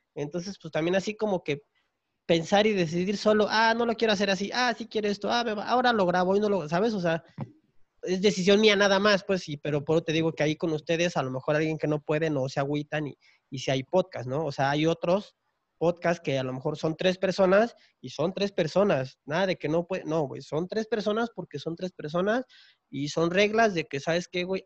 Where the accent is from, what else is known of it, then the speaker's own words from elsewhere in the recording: Tapachula, Chiapas, Mexico; yo soy de Chiapas, entonces eh, de donde yo soy, que es Tapachula, Chiapas, estamos pegados con Guatemala.